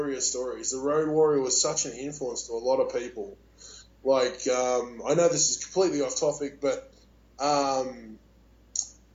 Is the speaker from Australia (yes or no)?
yes; Australia; I'm Australian